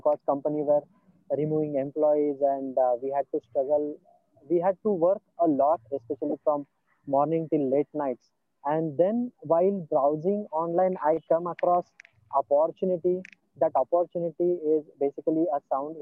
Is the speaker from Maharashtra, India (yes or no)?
yes; Solapur, Maharashtra, India; I am from Solapur city